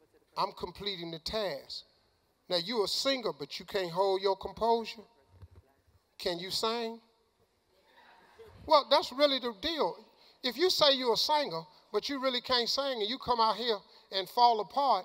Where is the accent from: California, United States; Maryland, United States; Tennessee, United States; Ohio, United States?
Ohio, United States; Cleveland; I'm from Cleveland